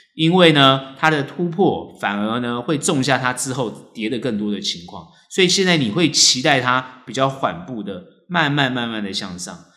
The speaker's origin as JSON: {"language": "Chinese", "country": "Taiwan", "said": "我们台湾人"}